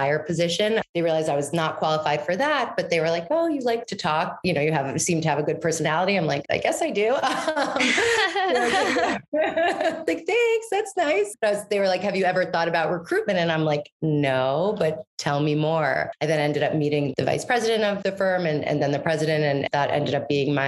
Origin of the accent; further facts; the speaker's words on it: New York City, New York, United States; also born or lived in Washington, D.C. / Maine; I am New York born and raised. I'm actually one of the rare breeds that are actually from New York City. I grew up on the Upper West Side in Manhattan.